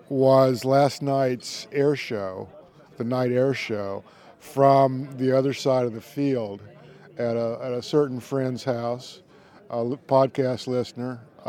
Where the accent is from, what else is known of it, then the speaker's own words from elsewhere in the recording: Sarasota, Florida, United States; Sarasota, Florida.